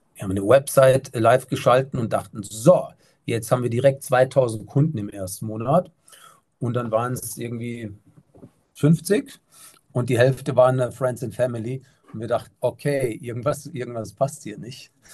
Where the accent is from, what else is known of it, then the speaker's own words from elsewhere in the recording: Germany; bei uns in Deutschland